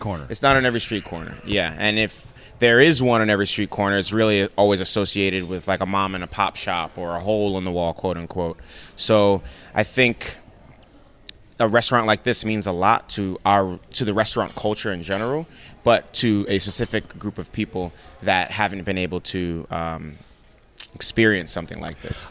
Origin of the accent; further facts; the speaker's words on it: New York City, New York, United States; also born or lived in Nigeria; We grew up in the Bronx in a one bedroom apartment